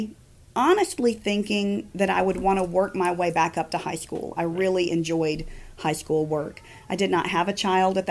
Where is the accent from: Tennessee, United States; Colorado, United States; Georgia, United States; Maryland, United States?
Georgia, United States; Palmetto; I grew up about 20 minutes from Peachtree City in Palmetto